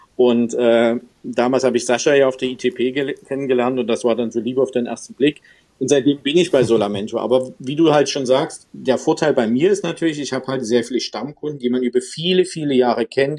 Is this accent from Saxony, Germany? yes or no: yes; Görlitz, Saxony, Germany; moved away as an adult; also born or lived in Dresden; now in Stuttgart, Germany; geboren eigentlich in Dresden, lange in Görlitz äh, hängen geblieben